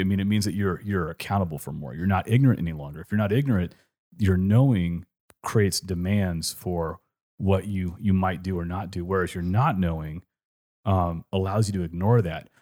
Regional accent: California, United States; accent: California; now in Richmond, United States; when I grew up in California

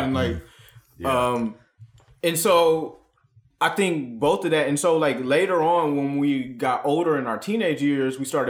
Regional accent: Ann Arbor, Michigan, United States; we were growing up in Ann Arbor, Michigan, which is like a college town, which is like right outside of like the gravitational pull of Detroit.

